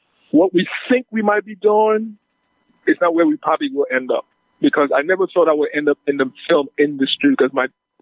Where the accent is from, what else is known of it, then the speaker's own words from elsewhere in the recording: St. Lucia; now in United States; I'm a born Lucian. You know, I'm from St. Lucia. I've been in the U.S. since 1968.